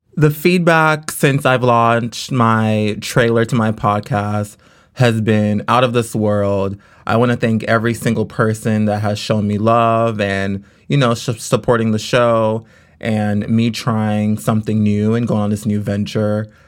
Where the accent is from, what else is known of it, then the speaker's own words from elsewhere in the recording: Los Angeles, California, United States; I grew up in California. Um, actually, I grew up in South Central L